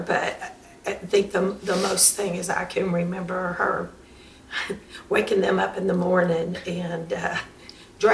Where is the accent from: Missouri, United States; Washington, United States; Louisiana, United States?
Louisiana, United States; now in Chattanooga, United States; I'm originally from here